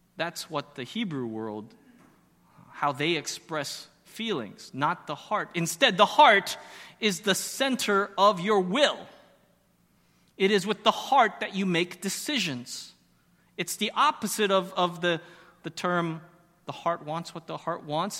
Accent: Arizona, United States; moved away; I grew up in Arizona

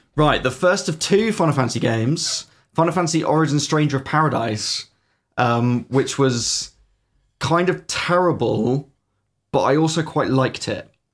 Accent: United Kingdom; we are horribly British

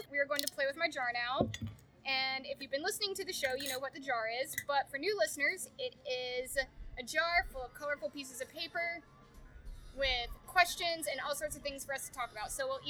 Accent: Atlanta, Georgia, United States; now in Chattanooga, United States; I grew up in Atlanta

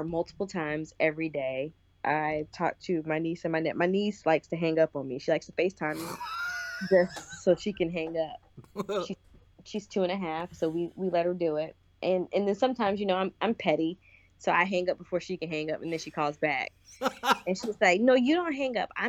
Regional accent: South Carolina, United States; also born or lived in Michigan; I was born in Michigan. We moved to South Carolina when I was turning 8

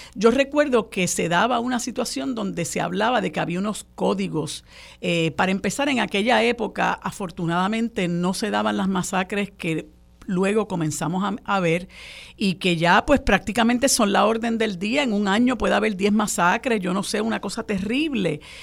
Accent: Puerto Rico; en un país tan violento como el nuestro

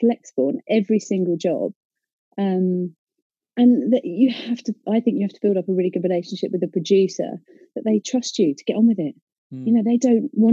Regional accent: Essex, East of England, United Kingdom; I'm from Essex

